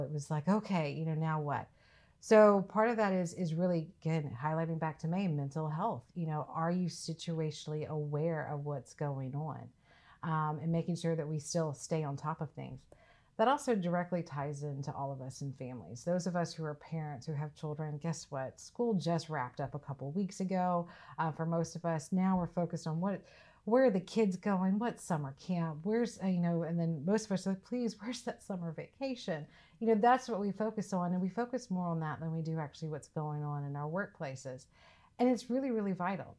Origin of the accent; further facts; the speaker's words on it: Mississippi, United States; moved away as an adult; I'm originally from Mississippi. So I was born and raised, um, so I'm about as, as deep south as you can get